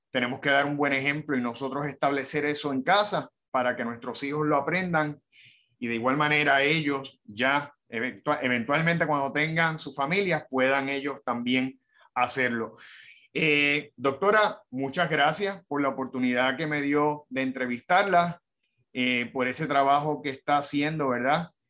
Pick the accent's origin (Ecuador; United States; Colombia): United States; Hoboken, New Jersey; born there; En, un, pueblito, que se llama Hoboken.